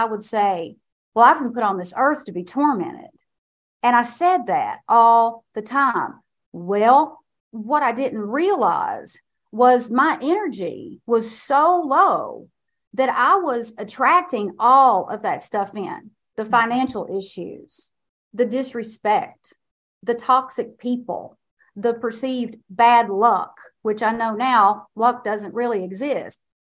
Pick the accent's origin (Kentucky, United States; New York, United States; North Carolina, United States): Kentucky, United States; And I was born and raised in Eastern Kentucky. And I inherited everything that comes along with being raised in a place that is a deep poverty pocket.